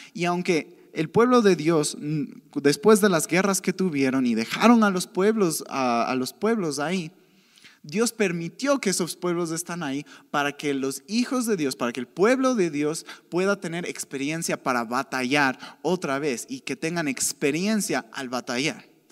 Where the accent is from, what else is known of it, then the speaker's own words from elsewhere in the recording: Cuenca, Azuay, Ecuador; moved away as an adult; now in Quito, Ecuador; yo crecí, yo soy de Cuenca, yo crecí en una ciudad donde el chisme es súper normal